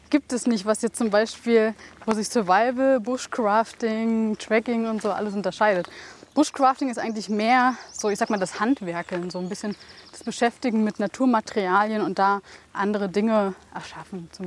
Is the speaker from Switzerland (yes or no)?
no; Germany